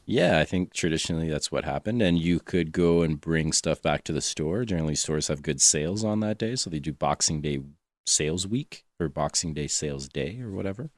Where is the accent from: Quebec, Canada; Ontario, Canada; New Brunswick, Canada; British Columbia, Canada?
Quebec, Canada; I'm from Quebec